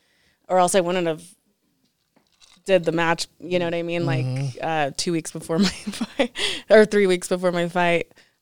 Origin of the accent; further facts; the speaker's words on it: Colorado, United States; I'm from Colorado.